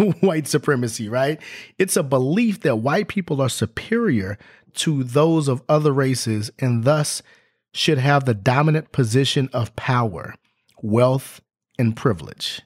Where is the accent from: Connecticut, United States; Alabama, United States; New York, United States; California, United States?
California, United States; Los Angeles; moved away as an adult; also born or lived in Orange County, California / West Virginia / Tennessee; I grew up in Los Angeles and went to school in Orange County